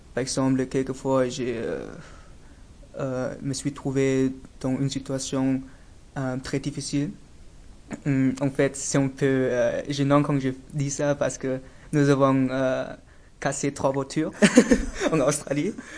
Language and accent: French; Dresden, Saxony, Germany; French is a second language; je suis né en Allemagne, à Dresden, dans l'est d'Allemagne